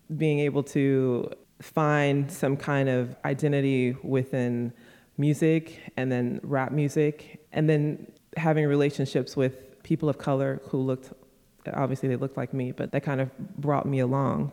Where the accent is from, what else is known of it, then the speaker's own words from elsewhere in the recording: United States; I'm definitely a black woman, I'm definitely an American